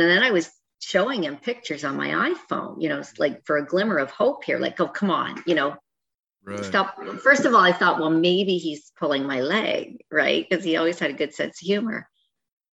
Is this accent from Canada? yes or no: yes; Canada; I'm Canadian